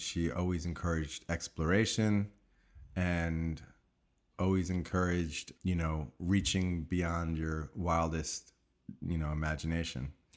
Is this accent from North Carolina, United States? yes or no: no; Long Island, New York, United States; I grew up in New York, in Long Island